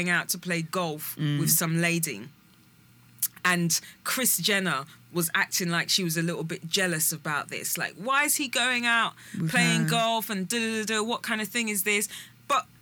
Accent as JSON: {"language": "English", "country": "United Kingdom", "tie": "born or raised there", "said": "we're British born. Mm. We're British people."}